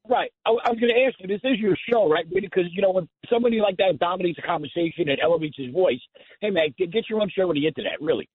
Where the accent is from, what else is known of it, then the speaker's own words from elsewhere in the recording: Nassau County, New York, United States; moved away; also born or lived in West Islip; I grew up in Nassau County.